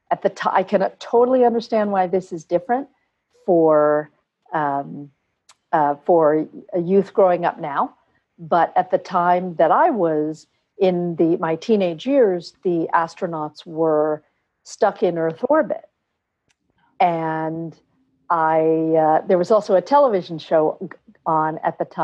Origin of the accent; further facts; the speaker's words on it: Bangalore, Karnataka, India; born there; So I'm full Indian. Uh, I was born in Bangalore, India, and my parents are Indian.